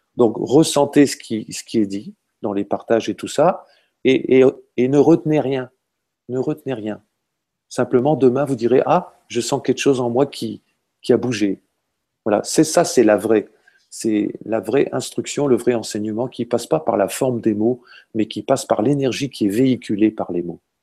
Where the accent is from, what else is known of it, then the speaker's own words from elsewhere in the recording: Hauts-de-France, France; je viens du nord de la France, hein, je suis un ch'ti